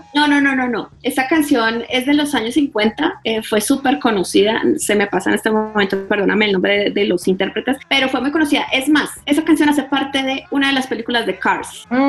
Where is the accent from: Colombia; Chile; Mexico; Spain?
Colombia; yo soy colombiana